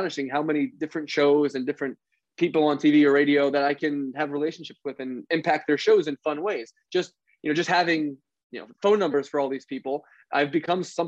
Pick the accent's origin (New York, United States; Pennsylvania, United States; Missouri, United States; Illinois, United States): Pennsylvania, United States; Philadelphia; I grew up in Philadelphia